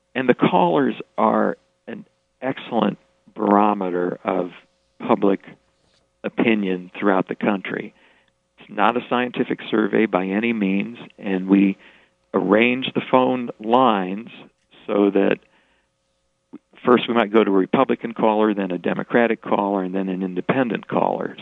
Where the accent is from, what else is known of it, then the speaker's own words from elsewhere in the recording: Springfield, Illinois, United States; moved away as an adult; also born or lived in Chicago; I, I grew up in Springfield, actually right around the block from where Jim Turpin lived